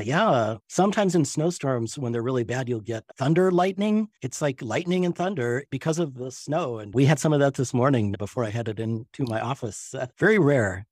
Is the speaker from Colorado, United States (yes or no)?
yes; Colorado, United States; moved away as an adult; now in Duluth, United States; growing up in Colorado